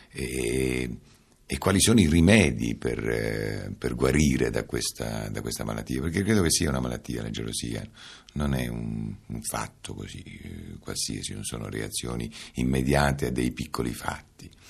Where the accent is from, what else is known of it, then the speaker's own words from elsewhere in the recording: Calabria, Italy; Io sono calabrese, calabresissimo, da, non saprei adesso con esattezza, ma certamente da perlomeno da tre generazioni, per cui calabrese puro, puro sangue